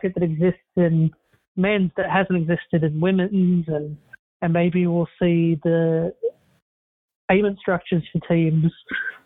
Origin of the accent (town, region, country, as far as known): Australia